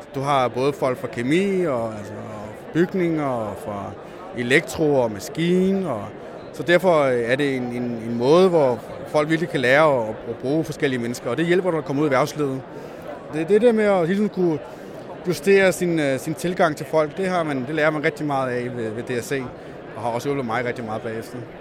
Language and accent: Danish; Als, Southern Denmark, Denmark; now in Zealand, Denmark; Jeg kommer fra Als, øh, Jylland, øh, og kom herover med mine forældre selvfølgelig